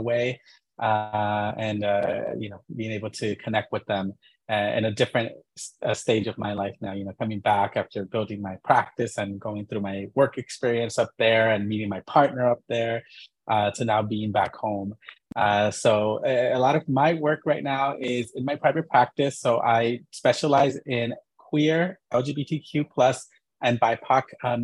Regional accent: Inglewood, California, United States; also born or lived in San Francisco Bay Area; I'm originally from Inglewood, California in LA.

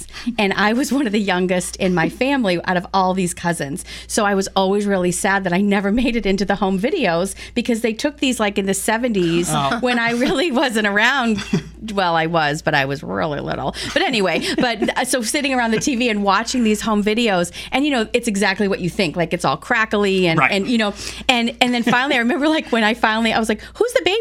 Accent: Melrose, Massachusetts, United States; now in Orlando, United States; my hometown of Melrose, Massachusetts

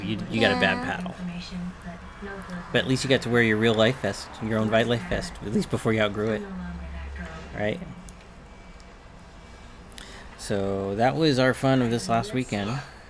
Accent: San Francisco, California, United States; up in Northern California, growing up in the San Francisco area.

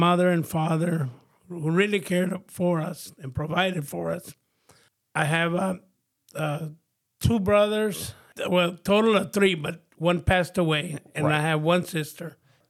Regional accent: El Paso, Texas, United States; also born or lived in Juarez, Mexico; Growing up in El Paso, Texas was really hard. I grew up in the projects, a lot of gang members and a lot of drugs. I mean, the projects were infested with drugs.

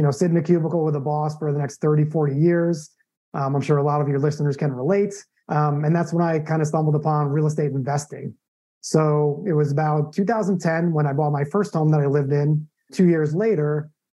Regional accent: Long Island, New York, United States; moved away as an adult; also born or lived in Arizona / San Diego / Phoenix, Arizona; now in Tampa, United States; I'm originally from New York, you know, born and raised in Long Island

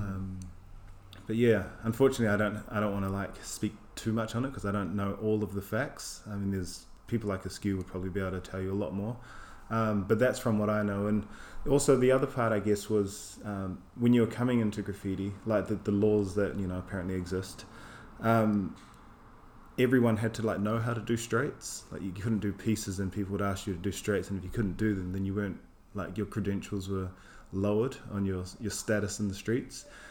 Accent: New Zealand; now in London, United Kingdom; I'm from Aotearoa, New Zealand.

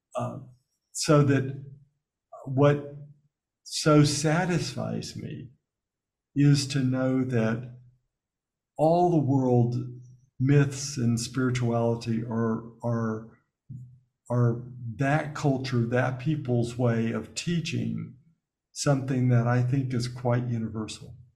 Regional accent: Birmingham, Alabama, United States; moved away; growing up in Alabama before I went to Notre Dame

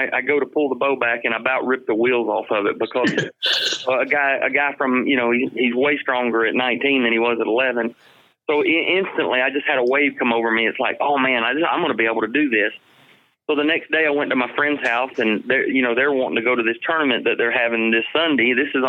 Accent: Ohio, United States; born there; I was born in Ohio.

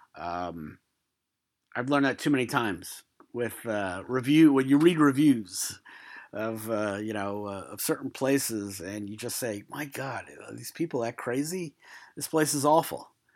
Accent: New York City, New York, United States; moved away; also born or lived in Queens; I'm from Brooklyn, I also lived in Queens for a couple years.

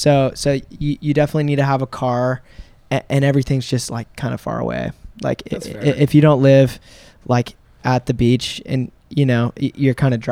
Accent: San Diego, California, United States; moved away as an adult; now in Los Angeles, United States; oh, I'm from San Diego

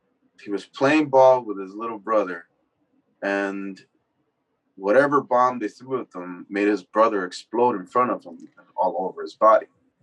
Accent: Los Angeles, California, United States; I'm from Northeast LA. I've seen people blow up in front of me too

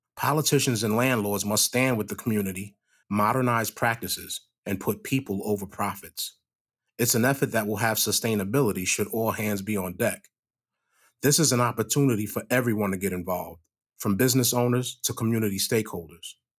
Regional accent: New York, United States; now in Manchester, United States; I'm a New Yorker. I know what homelessness looks like in a major city

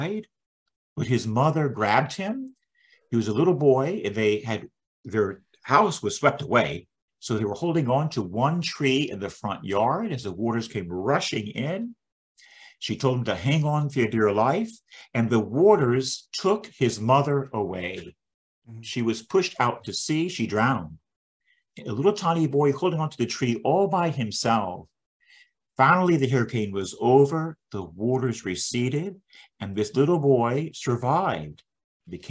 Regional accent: Tampa, Florida, United States; I'm born and raised in Tampa, Florida.

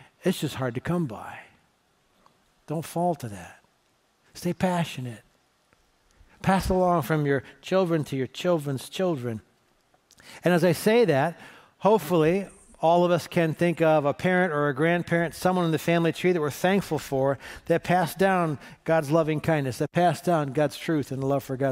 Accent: Cleveland, Ohio, United States; I'm from Cleveland, and there's potholes that are big enough to swallow your car

